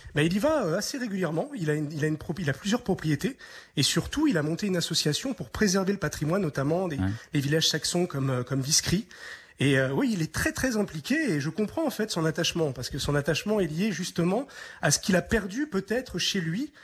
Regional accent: France; now in Romania; en tant que Français

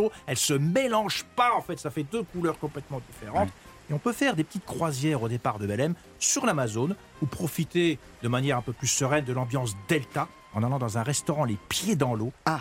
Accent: France; en tant que Français

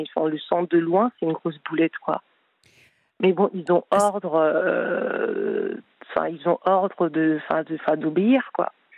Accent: Spain; first language Spanish; French is a second language; now in Paris, France; j'ai de la famille en Espagne. Je passe beaucoup de temps en Espagne. Enfin, bah, enfin, j'ai d'ailleurs fait mon enfance, ma langue maternelle c'est l'espagnol

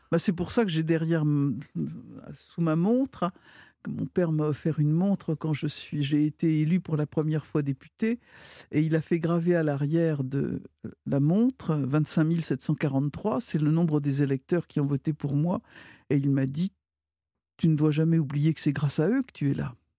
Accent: Brittany, France; je suis, je suis bretonne

